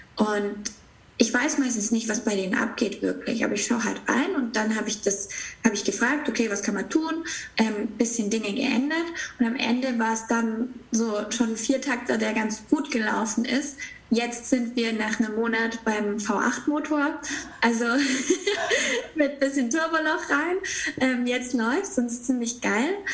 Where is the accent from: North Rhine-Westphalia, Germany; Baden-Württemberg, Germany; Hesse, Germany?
Baden-Württemberg, Germany; near Stuttgart; ich bin aufgewachsen in der Nähe von Stuttgart